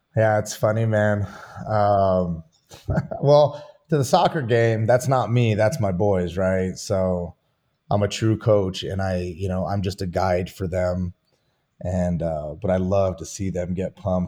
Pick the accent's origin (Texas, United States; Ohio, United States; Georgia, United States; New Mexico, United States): New Mexico, United States; Santa Fe; also born or lived in Albuquerque; I grew up in Santa Fe